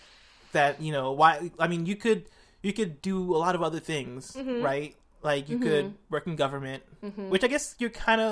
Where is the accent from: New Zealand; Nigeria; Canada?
Nigeria; Oh, wow. Wow, that's crazy. I'm Nigerian, too.